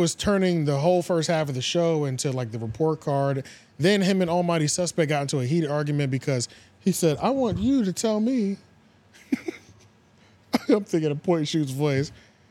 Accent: Baltimore, Maryland, United States; I'm from Baltimore.

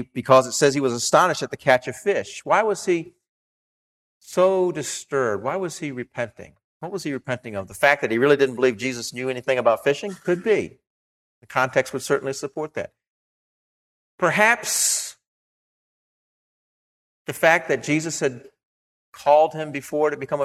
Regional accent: Maryland, United States; Growing up in Maryland

